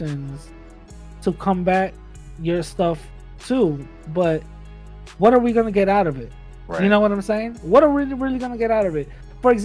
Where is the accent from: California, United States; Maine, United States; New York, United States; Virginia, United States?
New York, United States; New York City; growing up in the Bronx. I grew up around a lot of kings